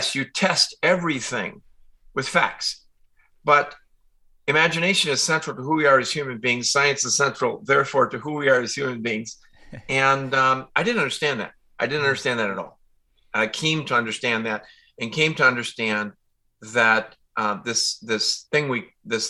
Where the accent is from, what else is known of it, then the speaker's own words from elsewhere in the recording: Chicago, Illinois, United States; I grew up in Chicago, out in the suburb